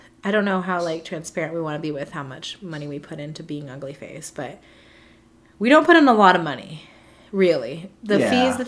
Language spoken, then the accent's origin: English; Sierra Vista, Arizona, United States; moved away; It's also in Sierra Vista, so I got to see some family and show Rodney around my hometown